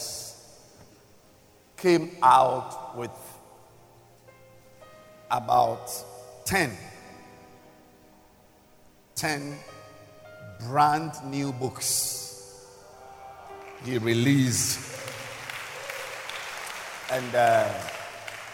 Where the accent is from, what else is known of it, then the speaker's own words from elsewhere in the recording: Ghana; I am a Ghanaian